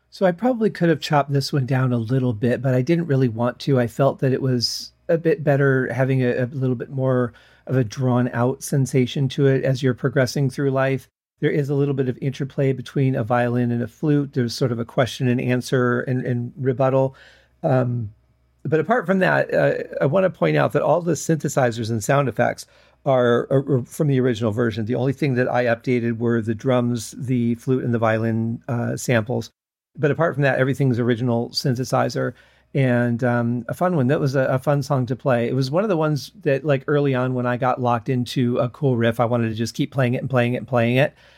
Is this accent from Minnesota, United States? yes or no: no; Michigan, United States; growing up in Michigan